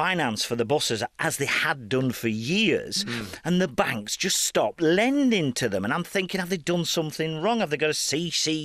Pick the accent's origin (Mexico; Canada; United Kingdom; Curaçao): United Kingdom; Burnley, North West England